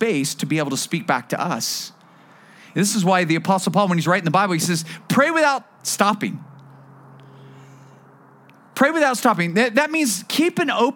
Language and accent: English; Bakersfield, California, United States; also born or lived in Las Vegas; now in Thousand Oaks, United States; I'm a desert guy. I grew up in Bakersfield